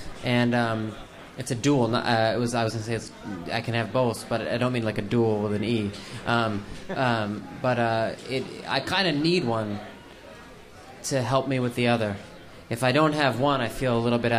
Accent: Los Angeles, California, United States; I grew up in Los Angeles

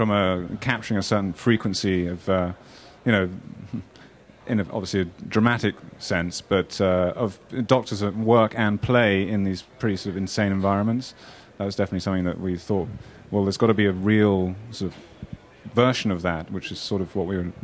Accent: Kenya; I also spent quite a bit of my life growing up in Kenya

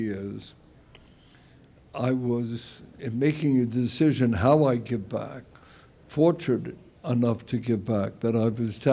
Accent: New York City, New York, United States; I certainly am indebted to Brooklyn

